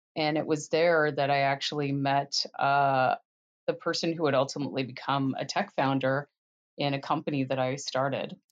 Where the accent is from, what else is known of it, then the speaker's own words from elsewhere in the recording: Canada; moved away as an adult; now in United States; I grew up in Canada